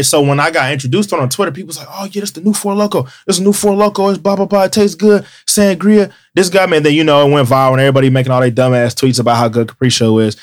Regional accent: Cincinnati, Ohio, United States; I'm from Cincinnati.

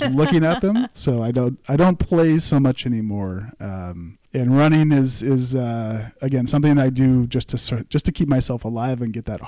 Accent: St. Helena, California, United States; now in Napa, United States; I grew up in St. Helena

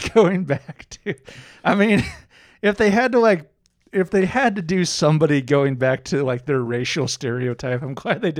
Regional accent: Scotland, United Kingdom; I'm Scottish.

